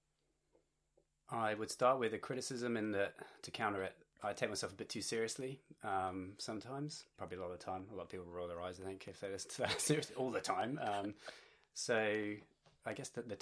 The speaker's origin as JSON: {"language": "English", "town": "Bristol", "region": "South West England", "country": "United Kingdom", "tie": "born or raised there", "also_born_or_lived": "Manchester", "moved": "as an adult", "lives_now": "Newcastle, Australia", "said": "born and raised in Bristol"}